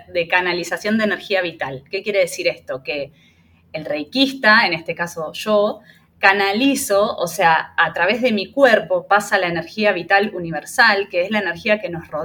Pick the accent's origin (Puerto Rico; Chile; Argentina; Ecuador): Argentina; moved away as an adult; now in Panama; argentina, em, tengo 38 años, vivo en Panamá hace un poquito más de tres años.